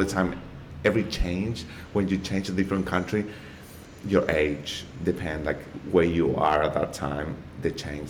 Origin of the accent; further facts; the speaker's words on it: Argentina; English is a second language; moved away as an adult; also born or lived in Buenos Aires, Argentina / Mexico; now in Australia; I'm from Argentina.